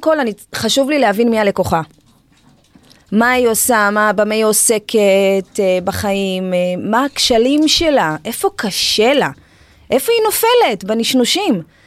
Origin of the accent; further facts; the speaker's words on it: Israel; גדלתי במושב, אני ילדה שביעית